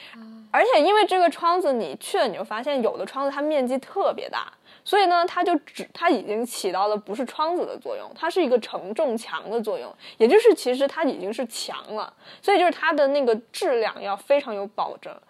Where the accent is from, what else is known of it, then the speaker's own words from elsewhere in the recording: Guangdong, China; 所以嘛，我们我们广东人嘛不听故事